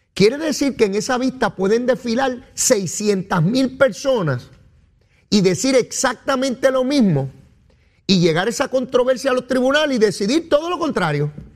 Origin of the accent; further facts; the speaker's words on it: Puerto Rico; accent: Boricua; como la lengüita mía. Sí, una lengüita boricua.